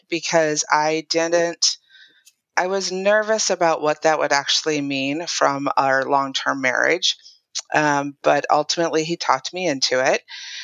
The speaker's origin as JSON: {"language": "English", "region": "Minnesota", "country": "United States", "also_born_or_lived": "England / Utah", "moved": "as an adult", "said": "I'm originally from Minnesota."}